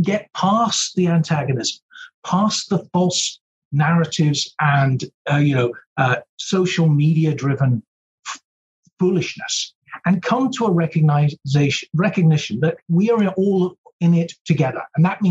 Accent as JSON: {"language": "English", "region": "Scotland", "country": "United Kingdom", "moved": "yes", "lives_now": "United States", "said": "I'm a Scot"}